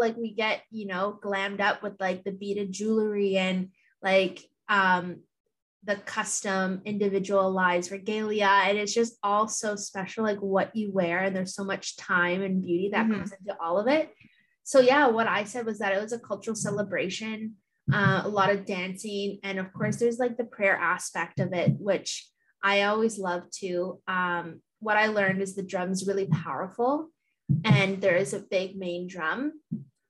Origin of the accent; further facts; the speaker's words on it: Thunder Bay, Ontario, Canada; now in Hamilton, Canada; growing up in Thunder Bay, annually the Fort William has their powwow.